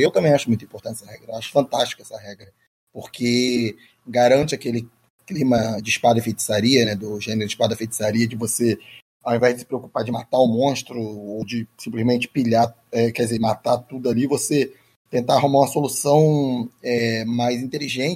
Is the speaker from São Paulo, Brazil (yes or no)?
no; Xerém, Rio de Janeiro, Brazil; eu sou de Xerém, né? Eu não sou do, do Rio. Xerém é um terra do …